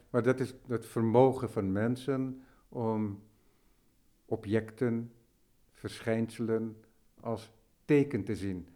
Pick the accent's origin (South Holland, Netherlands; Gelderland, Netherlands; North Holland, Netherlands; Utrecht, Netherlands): North Holland, Netherlands; West Friesland; also born or lived in Amsterdam; ik ben in Amsterdam geboren, maar opgegroeid in West-Friesland, dus Noord-Holland.